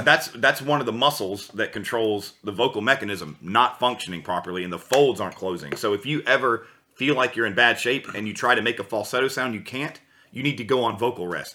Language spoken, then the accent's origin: English; United States; moved away as an adult; now in Germany; I was from the USA originally, and I've lived there my whole life, and I just recently moved to Europe about five months ago